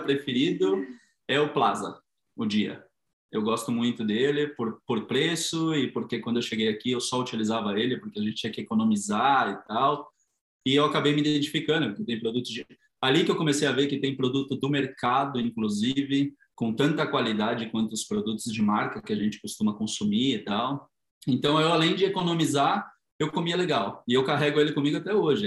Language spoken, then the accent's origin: Portuguese; São Paulo, Brazil; moved away as an adult; now in Madrid, Spain; vivi a maior parte da minha vida no Tatuapé